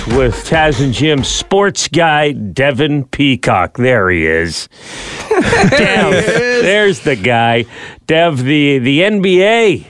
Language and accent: English; Canada